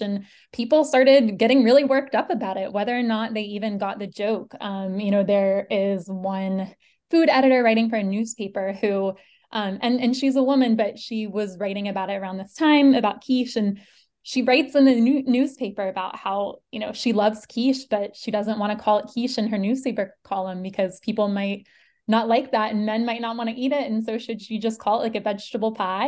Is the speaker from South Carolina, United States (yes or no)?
yes; Charleston, South Carolina, United States; I'm from Charleston, South Carolina